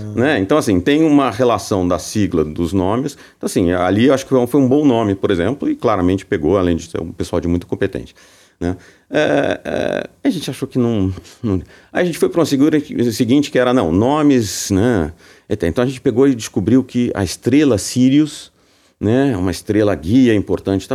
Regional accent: São Paulo, Brazil; eu sou paulista, né, de São Paulo

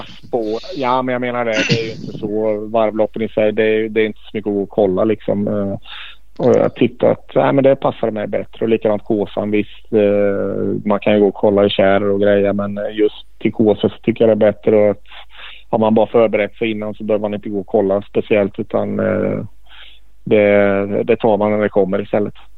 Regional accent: Sweden

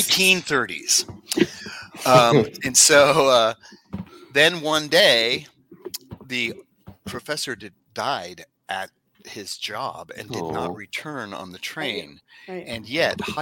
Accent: Los Angeles, California, United States; I'm from Los Angeles where it's gross and it's dangerous and there's homeless people everywhere

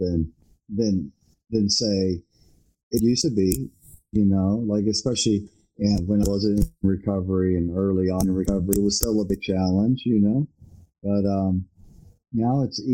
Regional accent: Louisville, Kentucky, United States; growing up in Louisville

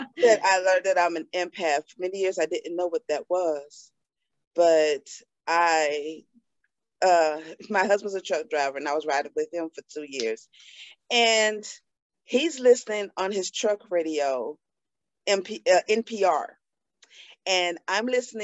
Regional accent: Atlanta, Georgia, United States; I'm born and raised in Atlanta, Georgia

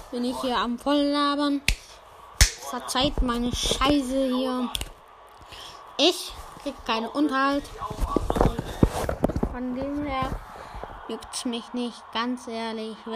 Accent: United States; Also ich bin ein Idiot aus Amerika. Bin aus, bin aus Amerika.

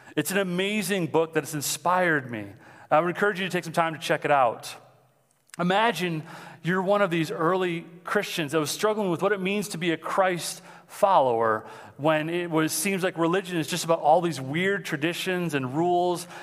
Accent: Mount Clemens, Michigan, United States; I'm from Mount Clemens, so that's where I'm living right now

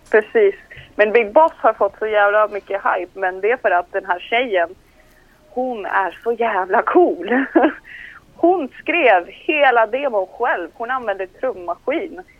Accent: Colombia; jag är liksom colombian

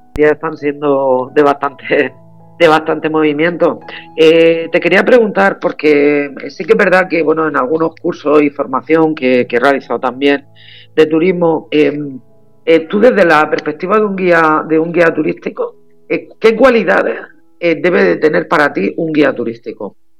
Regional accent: Cartagena, Region of Murcia, Spain; yo soy más de esta, de la zona de aquí de Cartagena, yo vivo aquí

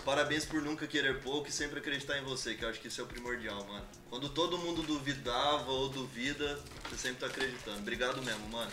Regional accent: Campo Grande, Mato Grosso do Sul, Brazil; now in São Paulo, Brazil; uma cidade que eu respeito e amo de paixão, é onde tudo aconteceu, que é Campo Grande, Mato Grosso do Sul

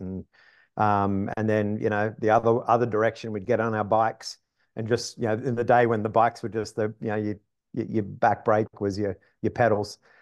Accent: Wollongong, New South Wales, Australia; moved away as an adult; now in United States; grew up on the East Coast of Australia, like most Australians. Um, grew up in a city, you know, quarter of a million

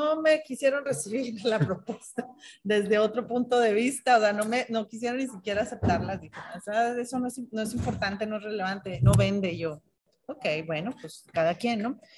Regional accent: Monterrey, Nuevo León, Mexico; Como somos los regios

